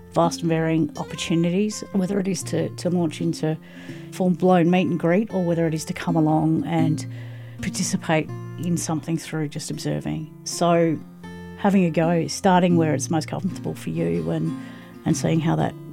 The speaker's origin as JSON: {"language": "English", "area": "Mornington Peninsula", "region": "Victoria", "country": "Australia", "moved": "yes", "lives_now": "Hepburn Shire, Australia", "said": "Down on the Mornington Peninsula"}